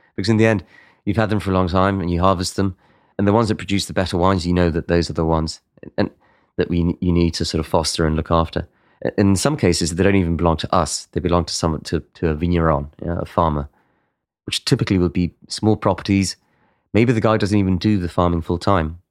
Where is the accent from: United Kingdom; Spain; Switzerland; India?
Spain; in Spain, we're much more chaotic